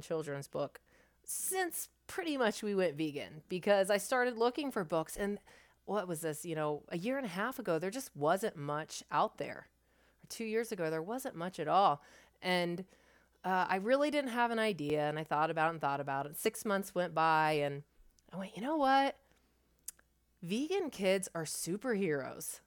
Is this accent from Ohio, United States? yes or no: yes; thirty minutes east of Columbus, Ohio, United States; now in Columbus, United States; in my hometown where I was actually born, it's about thirty minutes east of Columbus